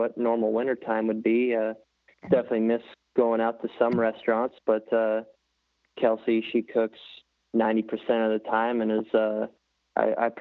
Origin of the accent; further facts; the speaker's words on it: Pacific Northwest, United States; growing up in the Northwest